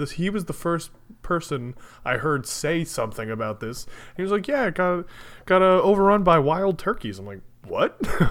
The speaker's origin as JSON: {"language": "English", "area": "Jersey Shore", "region": "New Jersey", "country": "United States", "said": "when people ask where we're from, I generally just say the Jersey Shore."}